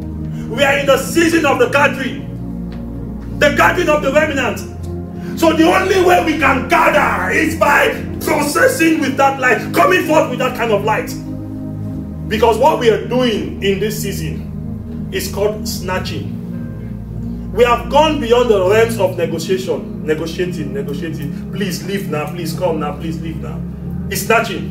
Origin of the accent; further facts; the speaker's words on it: Nigeria; I'm from Nigeria.